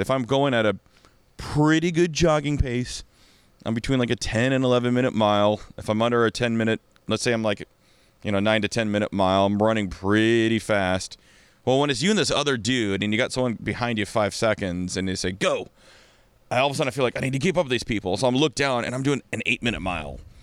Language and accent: English; Kirkland, Washington, United States; I'm from Kirkland